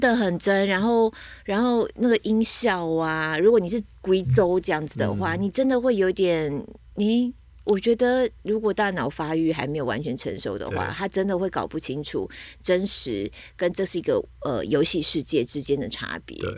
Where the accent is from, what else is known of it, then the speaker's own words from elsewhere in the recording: Taiwan; 身为台湾人能不喝吗